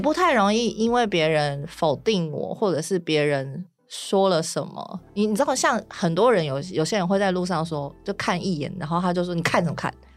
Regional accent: Tainan, Taiwan; 我是台南人

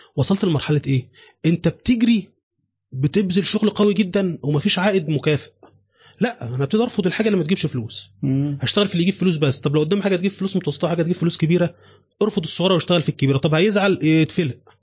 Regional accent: Mansoura, Dakahlia, Egypt; also born or lived in Cairo; عندنا في المنصوره

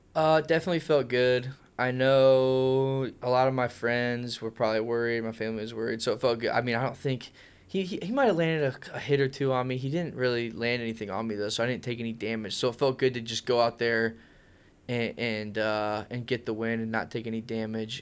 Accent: Ohio, United States; I enjoyed growing up here. Uh, I went to Jackson High School, which is kinda close to Canton area.

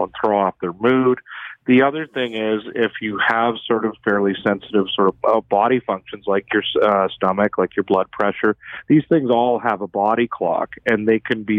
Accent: Edmonton, Alberta, Canada; I'm from Edmonton

